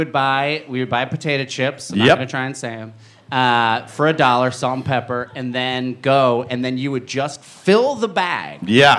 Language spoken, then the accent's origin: English; New Jersey, United States; I'm from Jersey. I say Utz.